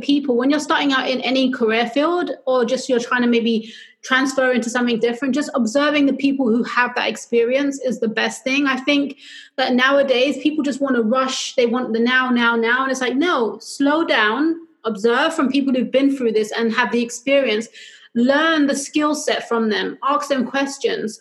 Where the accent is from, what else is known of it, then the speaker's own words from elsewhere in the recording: London, United Kingdom; moved away as an adult; also born or lived in New York City, United States; now in Los Angeles, United States; I'm originally from London, though, which explains the accent